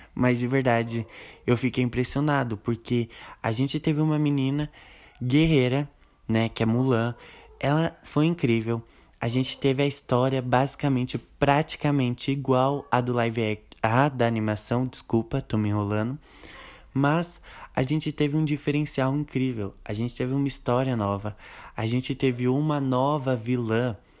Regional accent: Brazil; nós que somos brasileiros

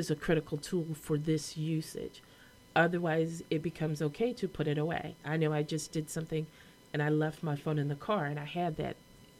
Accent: Grand Rapids, Michigan, United States; I'm from Grand Rapids, Michigan

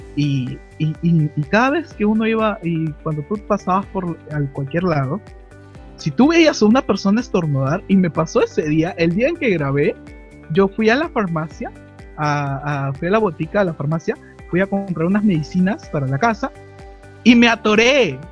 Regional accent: Lima, Peru; soy de Perú exactamente, de la ciudad de Lima

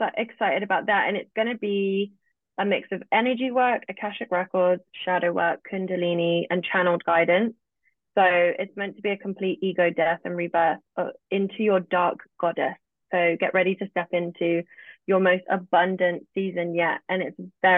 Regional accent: England, United Kingdom; accent: British; I'm live in England. I'm British. I have a British accent.

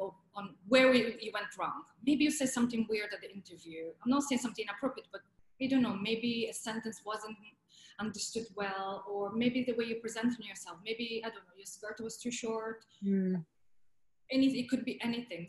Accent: Italy; accent: Italian; English is a second language; moved away as an adult; also born or lived in England; my Italian accent was too strong

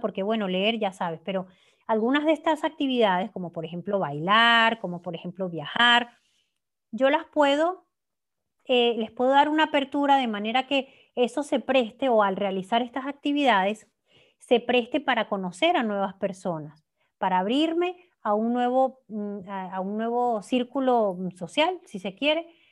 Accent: Venezuela; moved away as an adult; el hecho de yo no estar viviendo en mi país de origen, em, igual si, hubiese, si me hubiese quedado en Venezuela

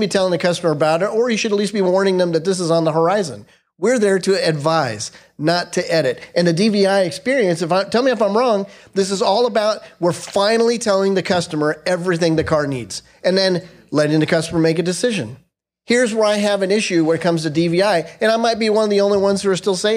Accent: Southern Orange County, California, United States; now in North Carolina, United States; I'm from California, born and raised in Southern Orange County

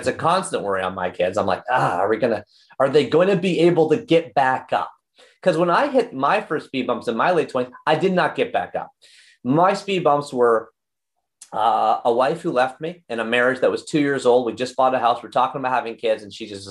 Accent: Oshawa, Ontario, Canada; We grew up in Oshawa, Ontario

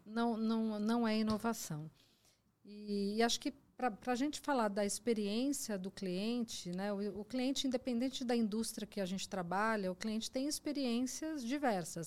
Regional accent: Mogi das Cruzes, São Paulo, Brazil; eu sou de Mogi das Cruzes

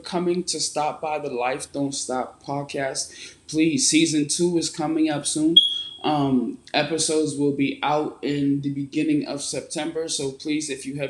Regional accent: United States; also born or lived in Nigeria; growing up in America

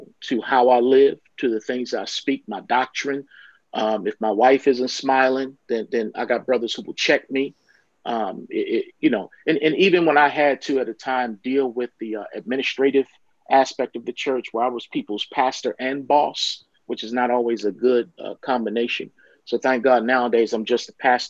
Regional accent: Baltimore, Maryland, United States; I'm from Baltimore, Maryland, and there was a church in my hometown

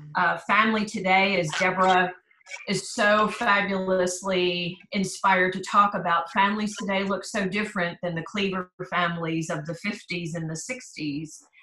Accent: East Coast, United States; moved away as an adult; also born or lived in Philadelphia / Maryland; now in Texas, United States; I grew up on the East Coast. I was born in Philadelphia and lived between Pennsylvania and Maryland until I graduated from high school

